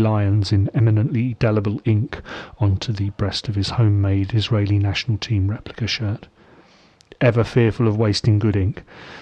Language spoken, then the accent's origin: English; England, United Kingdom; I'd been well hardened in what it meant to be English, you see, by 1978, let alone 1986.